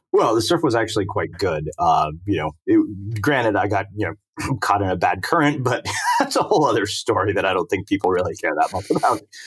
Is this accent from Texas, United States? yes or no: yes; Texas, United States; moved away; I grew up in Texas